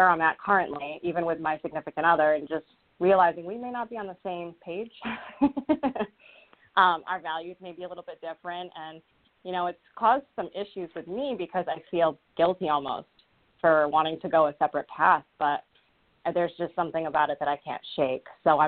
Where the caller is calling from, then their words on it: Rhode Island, United States; I'm calling in from Rhode Island.